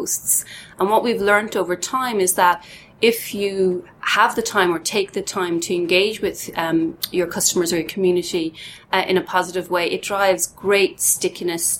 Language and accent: English; Dublin, Leinster, Ireland; born and bred in Dublin